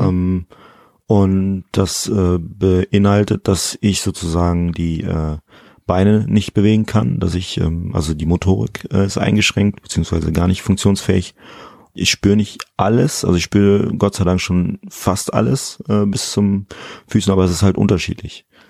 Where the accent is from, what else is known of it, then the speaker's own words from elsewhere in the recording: Germany; ich fühle mich halt auch als Deutscher, aber mit eben guineischen Wurzeln.